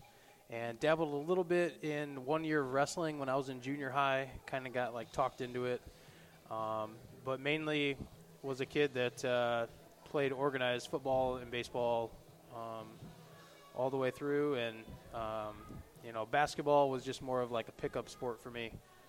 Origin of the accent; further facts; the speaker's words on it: Northwest Ohio, United States; from right here locally in the area, went to Whitmer High School. So pretty much lived here all my life in Northwest Ohio